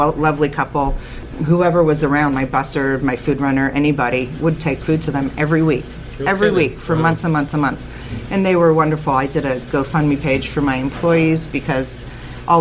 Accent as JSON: {"language": "English", "area": "Napa Valley", "region": "California", "country": "United States", "tie": "born or raised there", "also_born_or_lived": "San Francisco", "moved": "as an adult", "lives_now": "San Anselmo, United States", "said": "I grew up in Napa Valley"}